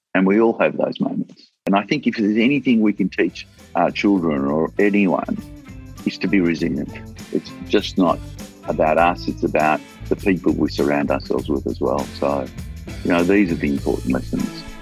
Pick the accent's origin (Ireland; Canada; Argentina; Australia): Australia